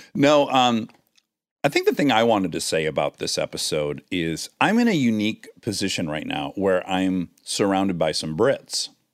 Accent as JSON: {"language": "English", "country": "United States", "said": "I'm an American. It's part of my identity"}